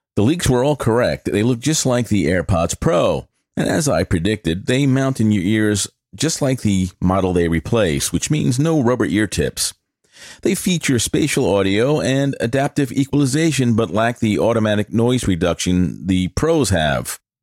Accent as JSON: {"language": "English", "region": "New York", "country": "United States", "said": "I'm from New York"}